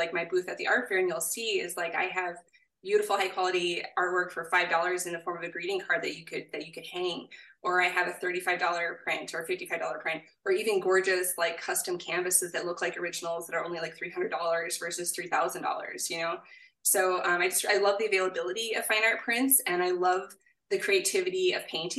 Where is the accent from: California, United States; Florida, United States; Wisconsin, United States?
Wisconsin, United States; southern; also born or lived in New Mexico / Hillsboro, Wisconsin; I grew up in southern Wisconsin, though, and I was born in New Mexico.